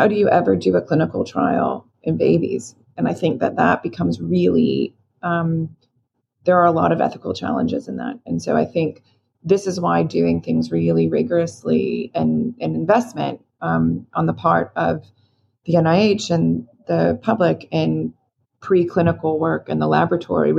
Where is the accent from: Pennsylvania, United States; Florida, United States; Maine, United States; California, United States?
Florida, United States; moved away; I grew up in Florida